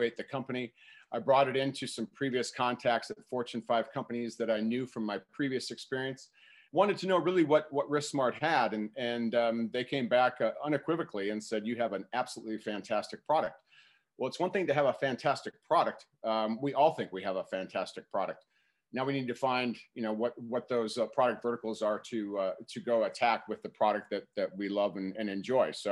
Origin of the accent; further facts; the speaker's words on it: Minneapolis, Minnesota, United States; moved away as an adult; also born or lived in Madison, Wisconsin; I'm originally from Minneapolis, Minnesota. I still reside in Minneapolis